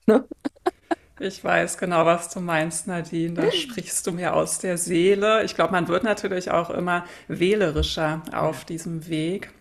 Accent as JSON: {"language": "German", "region": "Berlin", "country": "Germany", "moved": "yes", "lives_now": "Hamburg, Germany", "said": "ich bin Berlinerin, wohne in Hamburg"}